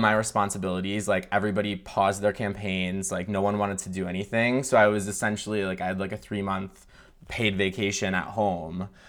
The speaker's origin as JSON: {"language": "English", "region": "Michigan", "country": "United States", "tie": "born or raised there", "said": "I grew up in Michigan in a, like, rural town."}